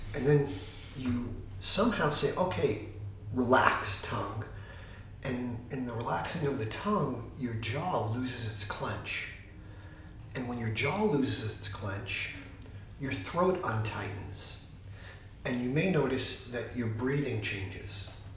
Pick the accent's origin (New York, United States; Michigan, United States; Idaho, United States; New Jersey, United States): New York, United States; New York City; moved away as an adult; now in Santa Barbara, United States; I was living like a little New York City life. I'm from New York, and I struggled to put the New York City life together.